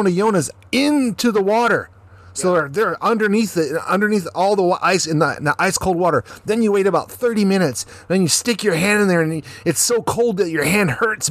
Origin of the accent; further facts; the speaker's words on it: the South, United States; now in Japan; I'm from the South